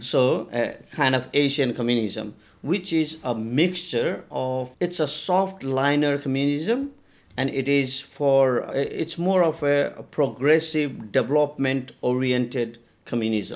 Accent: India; now in Nepal; I was taken to India in an orphanage, and that's where I grew up and had my education, um, in India.

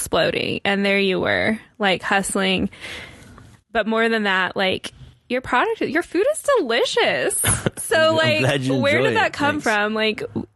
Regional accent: Las Vegas, Nevada, United States; I grew up in Las Vegas

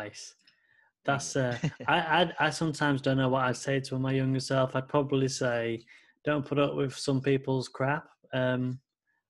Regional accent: United Kingdom; I am British

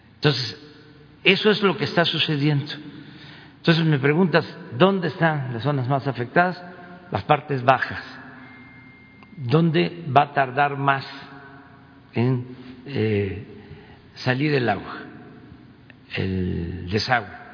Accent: Tepetitán, Tabasco, Mexico; moved away; el río que pasa por mi pueblo, donde nací, Tepetitán

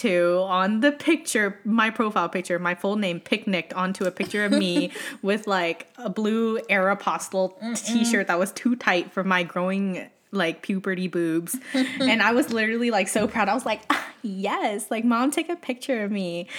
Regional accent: Utah, United States; born there; now in New York, United States; And sis is like, we're in New York and I was born in Utah

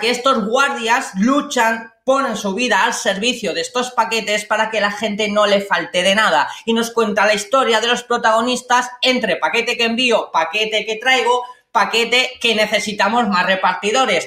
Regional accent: Spain; como españoles

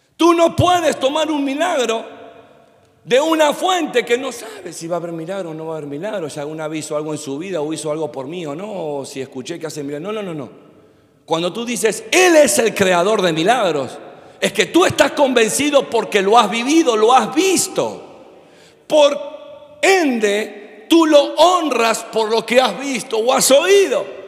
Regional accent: Argentina; also born or lived in Miami; como buen argentino

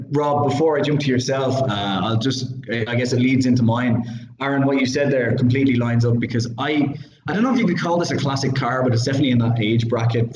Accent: Ireland; I'm Irish

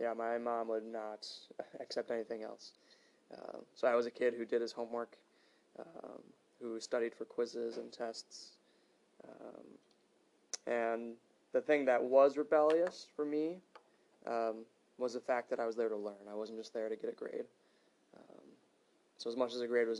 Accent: Hales Corners, Wisconsin, United States; moved away as an adult; also born or lived in Minnesota; I'm from Hales Corners, Wisconsin. So I grew up about 15-20 minutes away from downtown

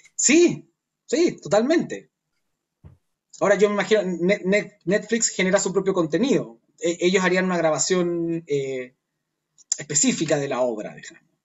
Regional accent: Chuquicamata, Antofagasta, Chile; Yo, yo soy de Chuquicamata

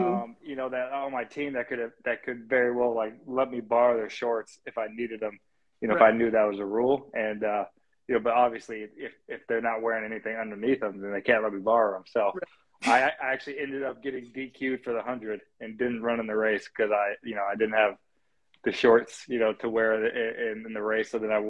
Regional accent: Phoenix, Arizona, United States; Right now I'm in Maryland, in Annapolis training, but I'm from Phoenix, Arizona, so I like to go home and see my family

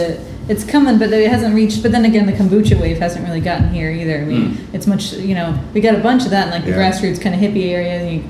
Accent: Loveland, Colorado, United States; moved away as an adult; also born or lived in Fort Collins, Colorado; now in Limerick, Ireland; I'm from Fort Collins area. I grew up in Loveland, but it's right next to Fort Collins, and that's where I spent about the last decade

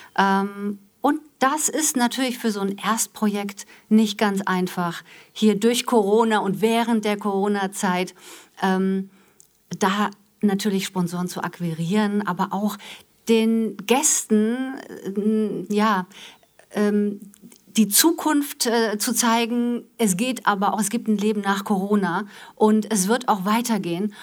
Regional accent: Wiesbaden, Hesse, Germany; moved away as an adult; also born or lived in Frankfurt; now in Essen, Germany; Ich komme aus Wiesbaden, bin Wiesbadenerin, gebürtig äh, in, in, Frankfurt geboren

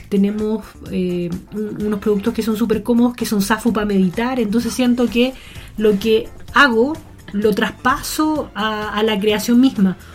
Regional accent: Melipilla, Santiago Metropolitan Region, Chile; born there; Delante hablábamos del campo, de que nací en Melipilla.

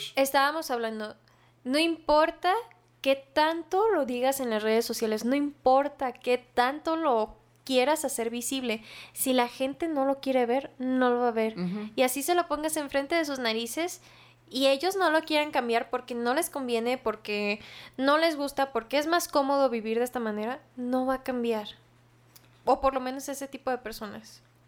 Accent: Mexico

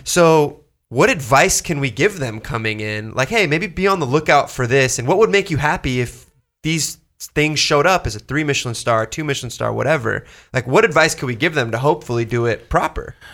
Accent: Southern California, United States; I'm from Southern California

